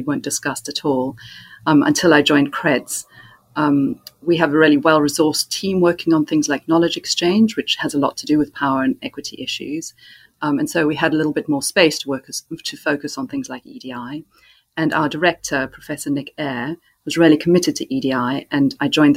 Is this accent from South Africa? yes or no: yes; South Africa; moved away; I was brought up in South Africa